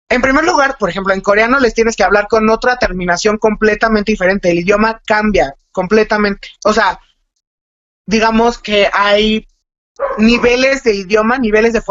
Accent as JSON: {"language": "Spanish", "country": "Mexico", "said": "porque en México comemos muchísimo picante"}